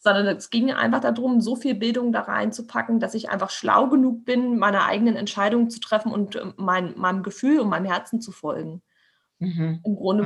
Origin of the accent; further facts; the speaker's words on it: Berlin, Germany; ich bin, bin Berliner Stadtkind